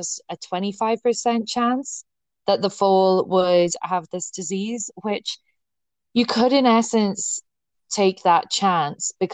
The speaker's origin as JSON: {"language": "English", "area": "Connemara", "region": "Connacht", "country": "Ireland", "said": "I am actually from Connemara. And it is an area in the west of the Republic of Ireland."}